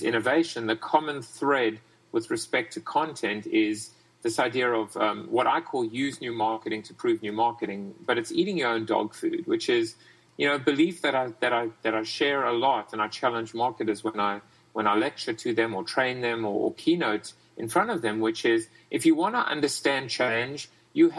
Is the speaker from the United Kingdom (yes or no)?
no; South Africa; now in United States; I'm from South Africa originally.